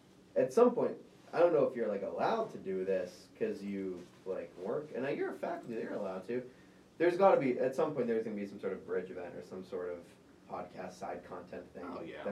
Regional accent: New Kent, Virginia, United States; I'm from New Kent.

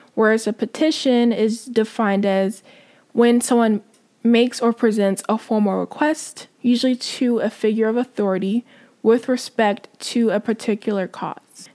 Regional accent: United States; as American Christians, we forget how privileged we are and how lucky we are to live where we live

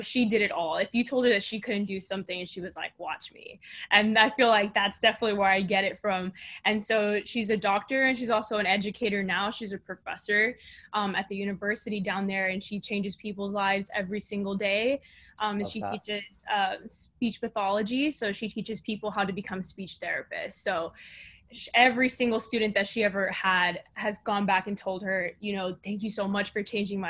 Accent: South Texas, United States; now in Houston, United States; I was born and raised in South Texas, right by the border of Mexico

